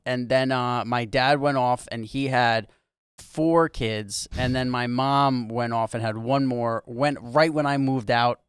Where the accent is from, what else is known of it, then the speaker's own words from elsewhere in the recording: New York City, New York, United States; I grew up in New York City my whole life. There were a lot of us in what they called a one-bedroom apartment